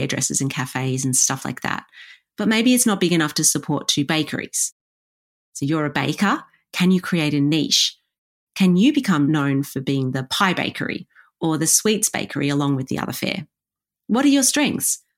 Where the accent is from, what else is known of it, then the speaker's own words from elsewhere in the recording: Warragul, Victoria, Australia; my hometown of Warragul